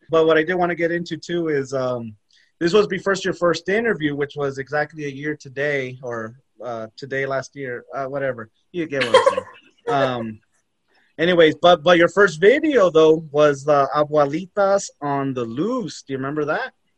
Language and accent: English; El Paso, Texas, United States; I'm from El Paso